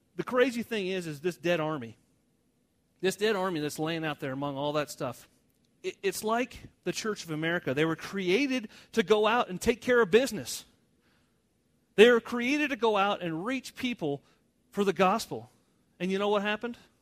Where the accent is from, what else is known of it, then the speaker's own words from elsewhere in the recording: United States; I'm American